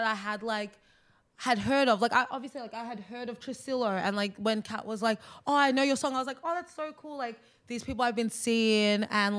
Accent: Australia; accent: Australian

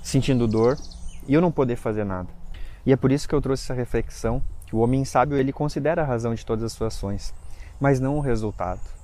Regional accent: Lages, Santa Catarina, Brazil; moved away; a gente foi para Lages, né, que é a minha cidade natal

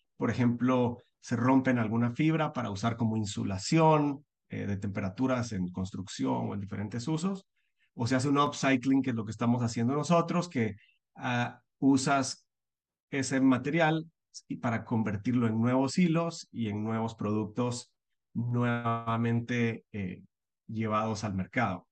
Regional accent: Guatemala; moved away as an adult; also born or lived in United States; soy guatemalteco, nací en Guatemala, vivo en Guatemala

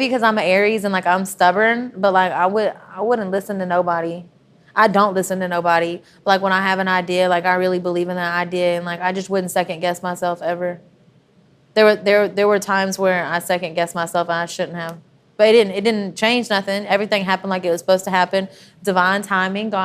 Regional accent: Athens, Texas, United States; I grew up on a farm

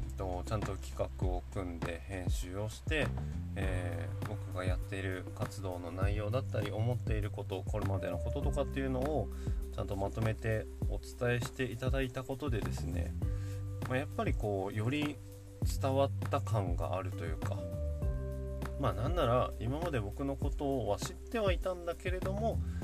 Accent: Yamagata, Japan; 僕の地元の JA 青年部農協青年部

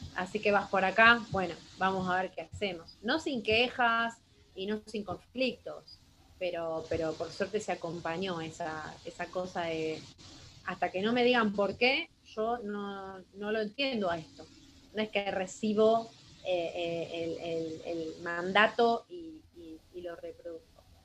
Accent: Buenos Aires Province, Argentina; also born or lived in Azul; soy de Argentina, van a encontrar ahí en el mapa, provincia de Buenos Aires, y vivo en la ciudad azul

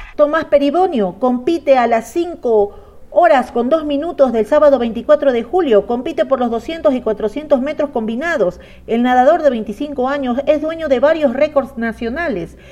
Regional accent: Ecuador; como ecuatoriana representar a mi país

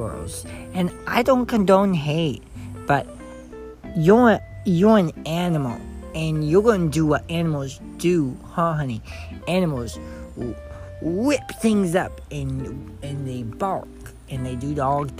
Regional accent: Massachusetts, United States; I'm from Massachusetts

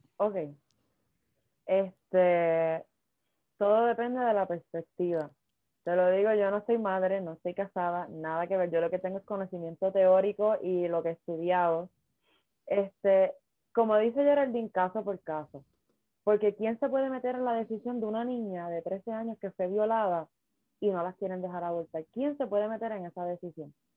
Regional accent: Puerto Rico; yo soy de Atillo, uno de los mejores

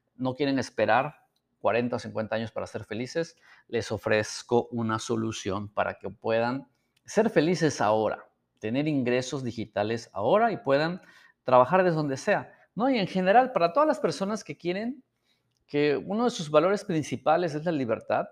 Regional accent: San Miguel Soyaltepec, Oaxaca, Mexico; vivíamos en Oaxaca

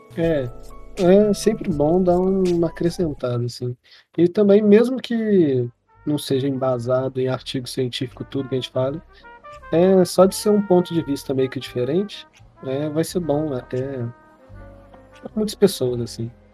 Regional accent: Minas Gerais, Brazil; a gente é de Minas Gerais

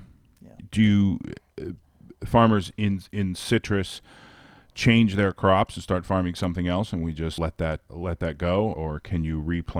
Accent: South Florida, United States; when I was a kid growing up in South Florida.

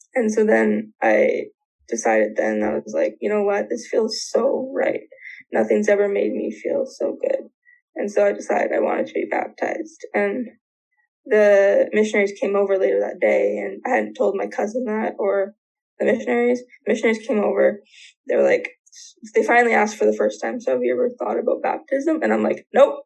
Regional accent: near Vancouver, British Columbia, Canada; I grew up in BC near Vancouver

